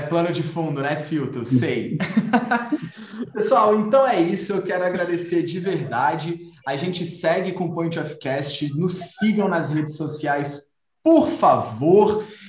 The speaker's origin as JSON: {"language": "Portuguese", "town": "Brasília", "region": "Federal District", "country": "Brazil", "said": "nós somos aqui de Brasília, então a gente conhece os lugares"}